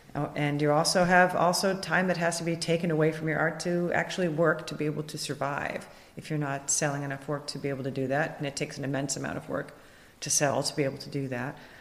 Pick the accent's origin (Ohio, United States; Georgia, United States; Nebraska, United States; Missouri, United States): Ohio, United States; growing up in Ohio